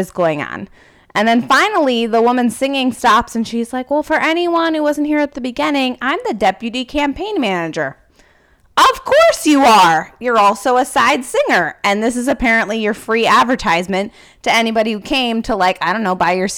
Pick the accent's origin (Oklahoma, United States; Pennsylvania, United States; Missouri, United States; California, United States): California, United States; I grew up in California and they never come to California.